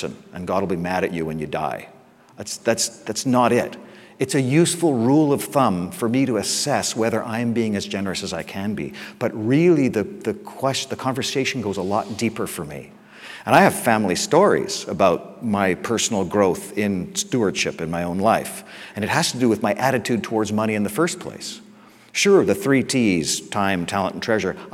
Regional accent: England, United Kingdom; I'm English, I'm so English.

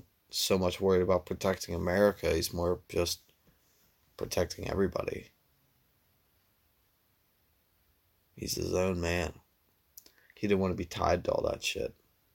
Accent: United States; as an American

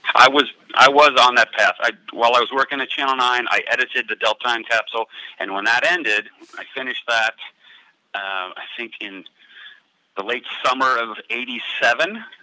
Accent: Cincinnati, Ohio, United States

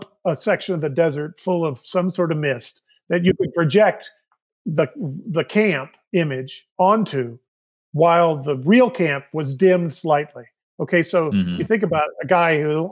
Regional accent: Kansas, United States; Growing up in Kansas

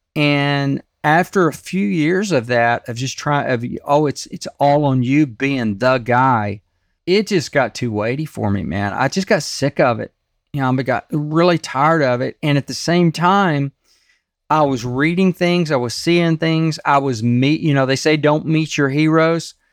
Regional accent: Texas, United States; I grew up in Texas

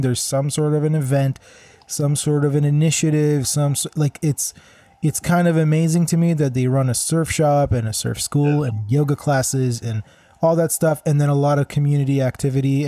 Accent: Kadima, Central District, Israel; also born or lived in Vancouver; now in Toronto, Canada; Kadima is actually the, the name of my hometown

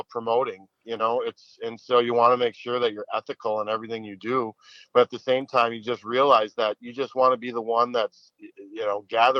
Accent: Minnesota, United States; we're from the North Metro, and a lot of the kids from the North Metro would go down and play for the Machine.

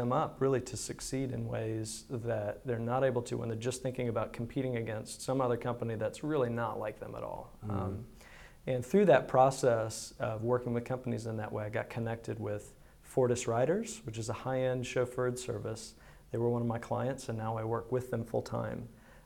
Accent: Greenville, United States; I was not born in Greenville, but I don't remember living anywhere else. My family moved to Greenville.

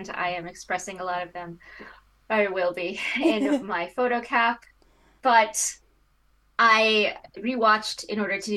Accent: United States; I'm an American

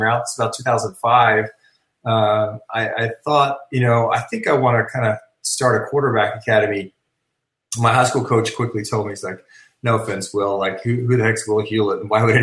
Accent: Sydney, New South Wales, Australia; moved away; I actually was born and raised in Australia

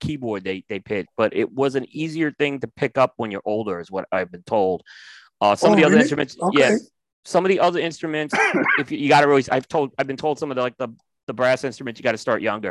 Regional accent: New York, United States; growing up in New York

